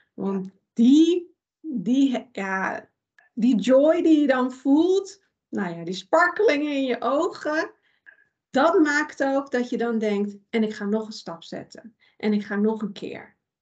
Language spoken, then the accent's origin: Dutch; Iran; now in Netherlands; ik kom uit Iran. Daar ben ik ook geboren